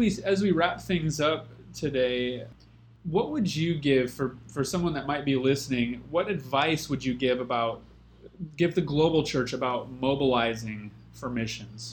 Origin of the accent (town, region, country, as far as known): United States